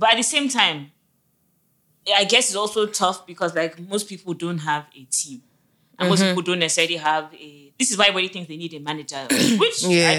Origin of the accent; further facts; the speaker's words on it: Nigeria; it's the same way it took a while for some people to accept that being Nigerian. It's fine.